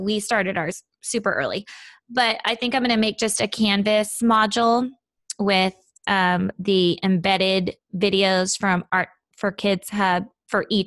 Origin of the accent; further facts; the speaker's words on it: Seattle, Washington, United States; moved away; I grew up in Seattle